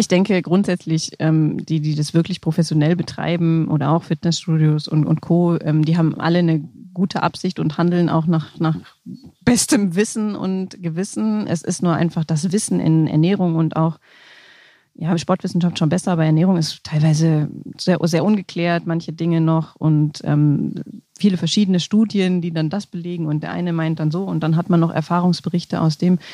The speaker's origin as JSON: {"language": "German", "town": "Essen", "region": "North Rhine-Westphalia", "country": "Germany", "tie": "born or raised there", "also_born_or_lived": "Allgäu / Munich", "moved": "yes", "lives_now": "Rosenheim, Germany", "said": "Ursprünglich komme ich aus Essen oder gebürtig bin ich in Essen"}